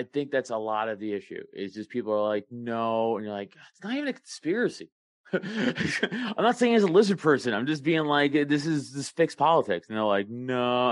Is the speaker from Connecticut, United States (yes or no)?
no; New York City, New York, United States; moved away as an adult; now in Newtown, Pennsylvania, United States; I grew up in Staten Island, New York